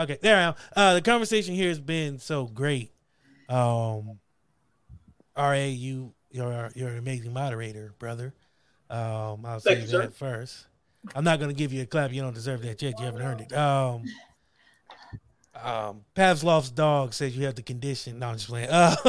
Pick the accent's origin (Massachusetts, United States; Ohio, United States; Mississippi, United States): Ohio, United States; Akron; Yeah, because I grew up in Akron, Ohio. Not the greatest place.